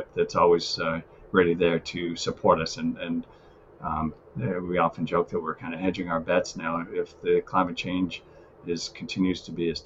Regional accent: Worcester, Massachusetts, United States; we grew up in Worcester

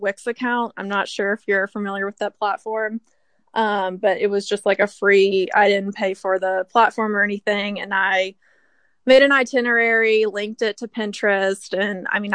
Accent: Kentucky, United States; moved away as an adult; now in Washington, D.C., United States; I'm originally from Kentucky, and then I moved to DC a little over 2 years ago

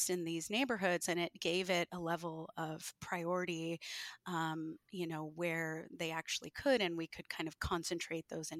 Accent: Texas, United States; also born or lived in San Francisco; I grew up in Texas, and then we were in San Francisco for 6 years. And then we moved back basically at the end of 2020

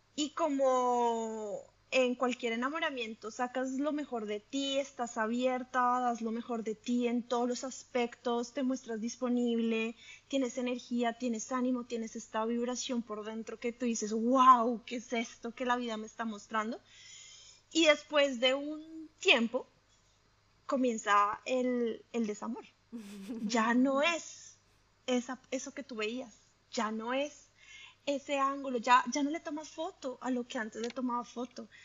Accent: Colombia; moved away as an adult; now in Italy; yo soy colombiana, creo que primera cosa, identidad número uno. Soy colombiana

